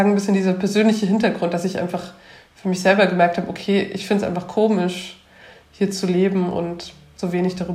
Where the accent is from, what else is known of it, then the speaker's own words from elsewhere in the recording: Germany; now in Leipzig, Germany; auch als Westdeutsche